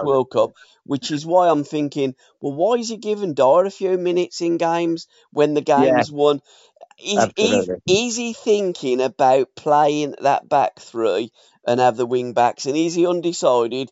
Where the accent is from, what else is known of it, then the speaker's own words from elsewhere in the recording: England, United Kingdom; we are English